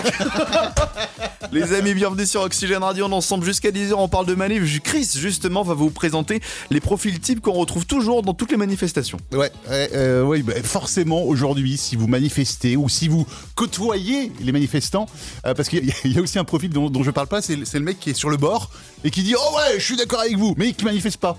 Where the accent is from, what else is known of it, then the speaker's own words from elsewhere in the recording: France; nous sommes français